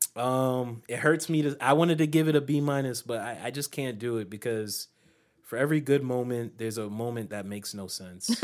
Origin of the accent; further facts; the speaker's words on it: United States; I was born in the United States